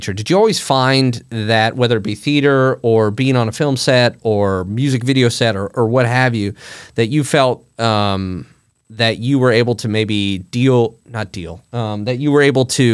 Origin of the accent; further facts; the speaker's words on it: Champaign, Illinois, United States; I'm from Central Illinois. I'm from near Champaign, Urbana.